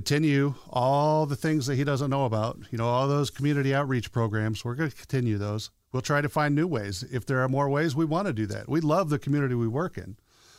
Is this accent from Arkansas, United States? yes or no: no; Kokomo, Indiana, United States; born there; now in South Bend, United States; No, sir. I was born outside of Kokomo.